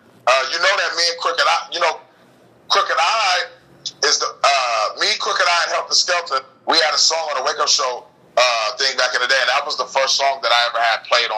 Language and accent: English; Fresno, California, United States; Well, I'm from Fresno, so I kind of grew up off that music, man. Off of mob music. You know, that's a big Bay Area influence in Fresno, California.